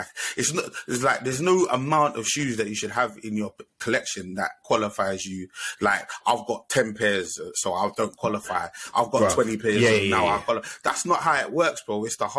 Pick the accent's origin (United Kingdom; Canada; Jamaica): United Kingdom; London; Because I'm a Southeast man myself as well. Shout out to the Southeast London Massive.